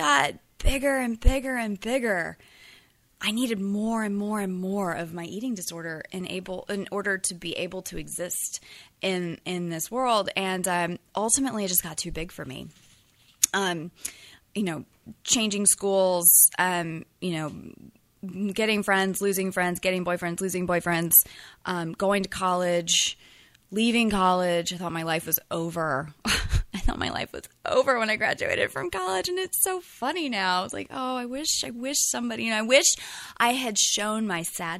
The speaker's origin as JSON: {"language": "English", "region": "North Carolina", "country": "United States", "moved": "as an adult", "lives_now": "San Francisco, United States", "said": "I'm originally from North Carolina"}